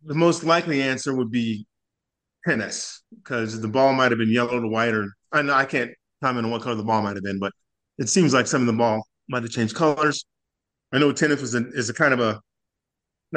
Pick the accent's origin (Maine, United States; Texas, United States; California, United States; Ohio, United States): California, United States; Diamond Bar; now in El Paso, United States; I grew up in Southern California. I like to mention that because I'm from Diamond Bar